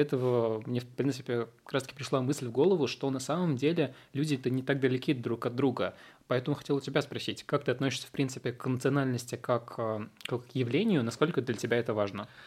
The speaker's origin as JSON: {"language": "Russian", "country": "Russia", "tie": "born or raised there", "also_born_or_lived": "Tashkent, Uzbekistan", "first_language": "Uzbek", "second_language": "Russian", "said": "я вырос в России, я с 6 лет здесь, и, по сути, вся моя сознательная жизнь, она прошла здесь"}